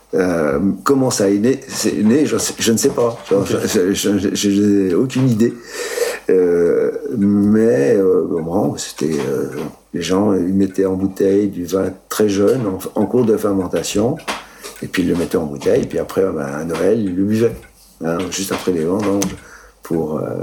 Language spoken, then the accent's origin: French; Moselle, Grand Est, France; moved away as an adult; also born or lived in Italy; now in Mérignat, France; je suis né en Italie. Mes parents sont, ont émigré en 1956 en Moselle